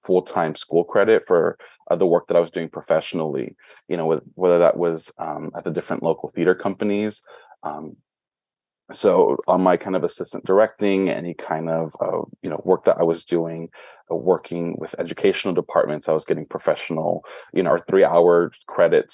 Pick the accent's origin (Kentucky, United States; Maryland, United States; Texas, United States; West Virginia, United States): Texas, United States; Brownsville; now in Dallas, United States; was born and raised in Brownsville, Texas